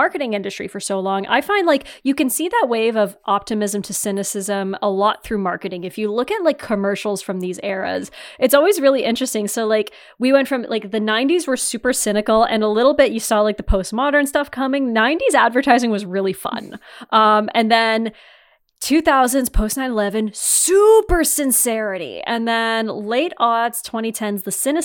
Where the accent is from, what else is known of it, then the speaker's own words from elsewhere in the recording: Northeastern Ontario, Canada; moved away; also born or lived in Waterloo, Ontario; I'm not from the Midwest, obviously. I'm from Northeastern Ontario